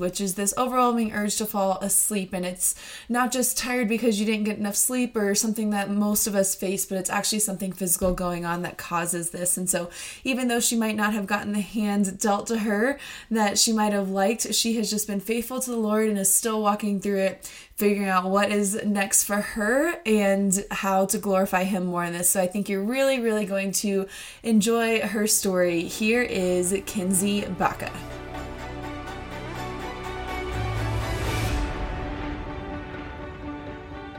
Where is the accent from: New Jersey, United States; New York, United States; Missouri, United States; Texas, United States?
Texas, United States; moved away; I am from Texas, Texas at heart, even though I'm up in the north now